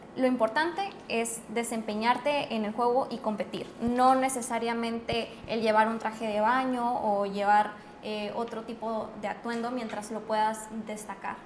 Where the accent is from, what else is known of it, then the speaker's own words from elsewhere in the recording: Mexico; nosotros como mexicanos